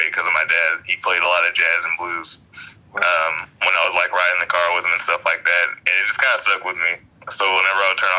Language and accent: English; Alabama, United States; also born or lived in Massachusetts; I was born in Massachusetts, raised in Alabama